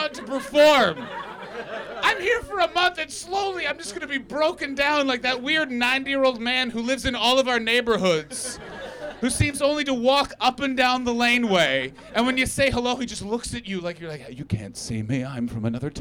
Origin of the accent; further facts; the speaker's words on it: Canada; now in London, United Kingdom; I'm from Canada. And I've lived in the UK long enough